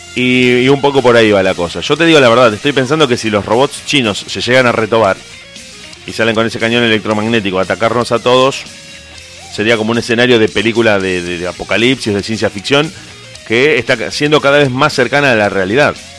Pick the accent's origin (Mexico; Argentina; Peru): Argentina; como argentino